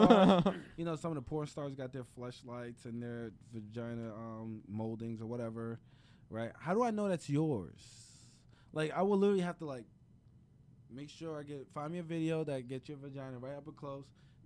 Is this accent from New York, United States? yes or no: yes; New York City, New York, United States; I'm from Brooklyn, dog.